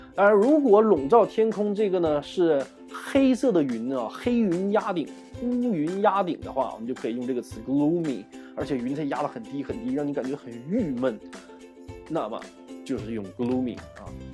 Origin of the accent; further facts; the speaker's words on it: Northeast China, China; accent: Northeastern dialect; 先从我老家开始啊，我的家在东北呀